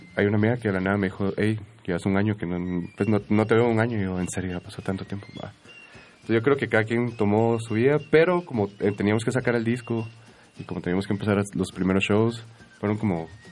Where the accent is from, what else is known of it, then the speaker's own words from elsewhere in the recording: Guatemala; en Guatemala, por alguna razón y por cómo crecimos nosotros, crecimos mucho con cosas en inglés